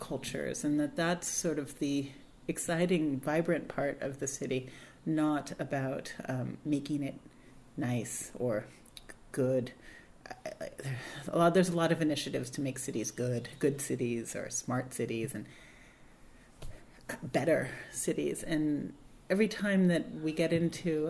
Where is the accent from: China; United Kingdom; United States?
United States; Berkeley, California; growing up in Berkeley in the 70s and 80s